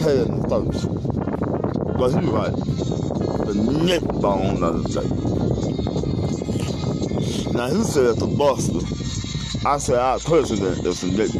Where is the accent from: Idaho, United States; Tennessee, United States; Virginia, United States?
Tennessee, United States; Memphis; I stay in Memphis. I'm from Memphis.